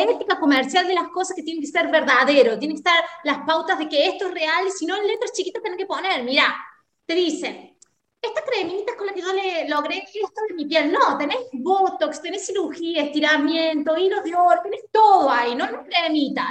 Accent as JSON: {"language": "Spanish", "country": "Argentina", "said": "somos argentinas"}